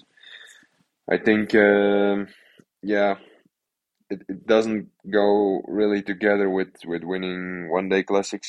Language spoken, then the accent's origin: English; Belgium; first language Dutch; English is a second language; Just living in Belgium, actually, only 5k from the village where I grew up